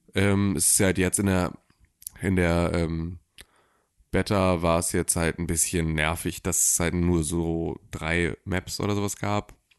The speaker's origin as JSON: {"language": "German", "town": "Gifhorn", "region": "Lower Saxony", "country": "Germany", "tie": "born or raised there", "said": "In meiner Heimatstadt"}